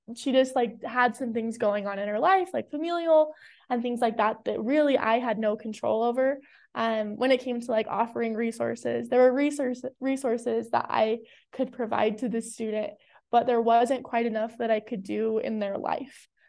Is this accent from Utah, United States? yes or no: yes; South Jordan, Utah, United States; I am from South Jordan, Utah